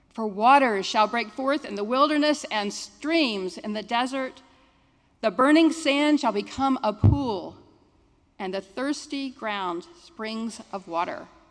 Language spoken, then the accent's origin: English; Jacksonville, Florida, United States; I'm a Jacksonville native